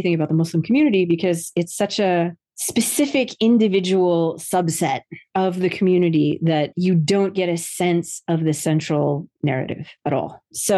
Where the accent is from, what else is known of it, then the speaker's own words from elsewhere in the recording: New Jersey, United States; That's very much what my experience was growing up in New Jersey